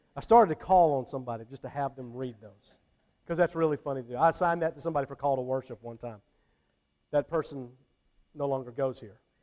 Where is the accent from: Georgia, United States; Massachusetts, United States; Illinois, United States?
Georgia, United States; Atlanta; moved away as an adult; now in Thomasville, United States; I didn't grow up here. You know, I grew up, I grew up in the Atlanta area